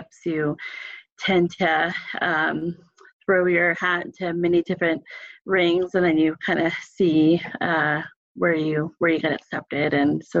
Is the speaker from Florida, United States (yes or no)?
no; Alexandria, Virginia, United States; moved away as an adult; also born or lived in Massachusetts / Roanoke, Virginia; now in Portland, United States; I am from Northern Virginia. I grew up in Alexandria, Virginia.